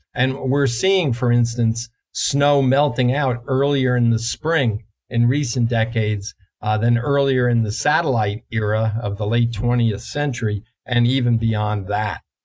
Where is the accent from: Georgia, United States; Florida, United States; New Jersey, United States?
New Jersey, United States; The climate I grew up in in in New Jersey uh, 50 plus years ago